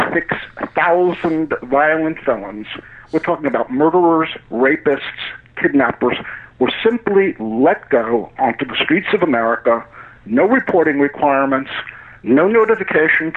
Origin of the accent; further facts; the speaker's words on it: United States; as an American